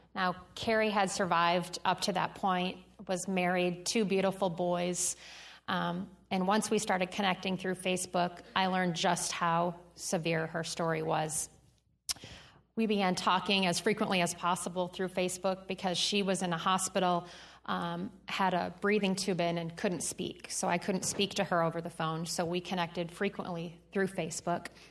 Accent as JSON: {"language": "English", "region": "Michigan", "country": "United States", "tie": "born or raised there", "moved": "as an adult", "said": "I grew up in Michigan"}